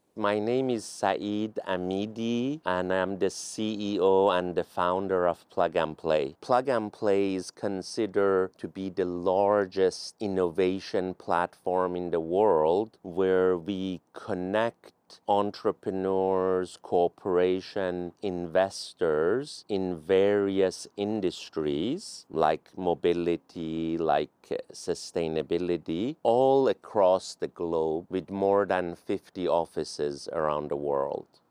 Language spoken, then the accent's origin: English; Tehran, Tehran Province, Iran; also born or lived in Palo Alto, United States; now in United States; I'm originally from Iran, Tehran